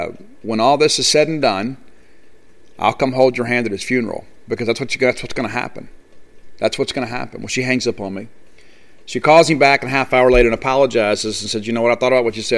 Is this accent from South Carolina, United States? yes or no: no; South Mississippi, United States; I'm from South Mississippi